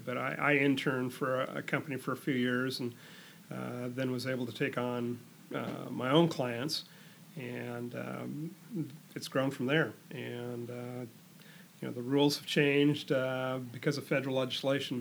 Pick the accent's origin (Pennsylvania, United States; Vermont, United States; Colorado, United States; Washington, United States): Washington, United States; Seattle; We grew up in Northeast Seattle, different parts of Northeast Seattle, but within the Roosevelt High School community